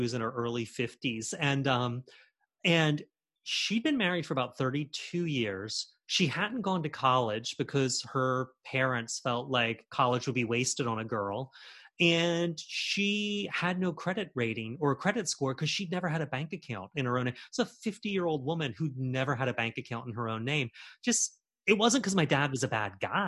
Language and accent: English; Charleston, South Carolina, United States; growing up in Charleston in the 90s and the 80s